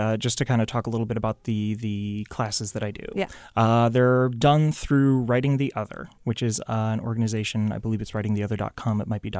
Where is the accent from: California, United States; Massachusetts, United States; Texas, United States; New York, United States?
Massachusetts, United States; Chelmsford; Grew up in Massachusetts. {S3} Okay. {S5} Specifically Chelmsford, if anybody knows where that is, but I doubt it.